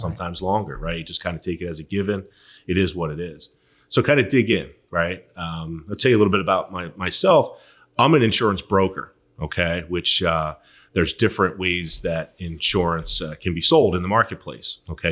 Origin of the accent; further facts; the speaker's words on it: Philadelphia, Pennsylvania, United States; born and raised in Philly